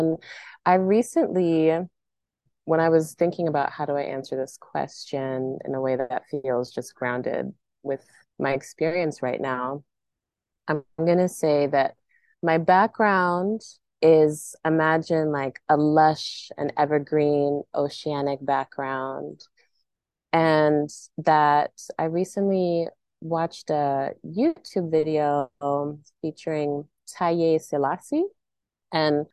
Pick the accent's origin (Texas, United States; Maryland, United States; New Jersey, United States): Maryland, United States; moved away as an adult; also born or lived in Central North Carolina Piedmont; now in North Carolina, United States; I grew up in PG in Montgomery County, Maryland